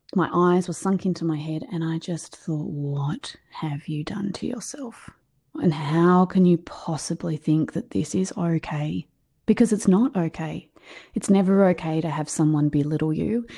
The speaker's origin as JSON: {"language": "English", "country": "Australia", "said": "I'm from Australia, as you can hear. Um, my accent's a little bit different to yours."}